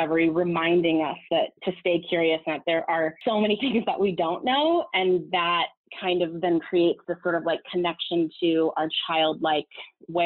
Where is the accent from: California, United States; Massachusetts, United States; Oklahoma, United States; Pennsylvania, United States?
California, United States; Southern; moved away as an adult; also born or lived in Los Angeles; now in New York, United States; I'm from Southern California